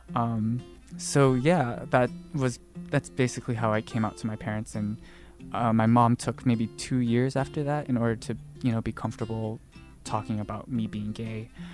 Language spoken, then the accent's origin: English; Dallas, Texas, United States; moved away as an adult; also born or lived in Austin, Texas; now in Taipei, Taiwan; I was born and raised in Dallas, Texas